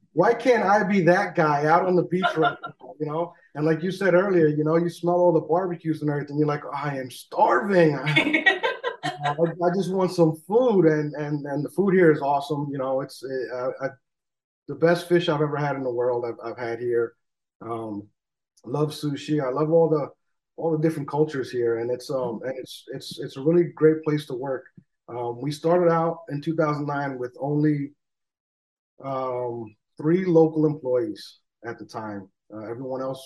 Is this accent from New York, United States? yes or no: yes; New York, United States; moved away as an adult; now in Hawaii, United States; I'm originally from New York